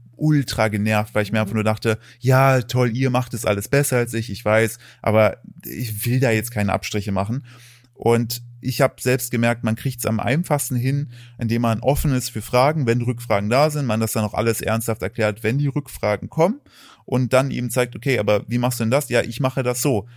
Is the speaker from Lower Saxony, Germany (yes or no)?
no; Thuringia, Germany; moved away; also born or lived in United States; als ich aufgewachsen bin, ich komme aus, aus Thüringen